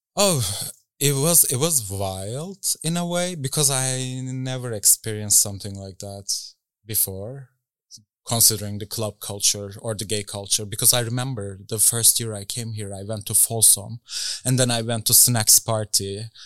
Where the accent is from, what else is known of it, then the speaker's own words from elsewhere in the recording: Istanbul, Turkey; moved away as an adult; now in Berlin, Germany; I grew up in Istanbul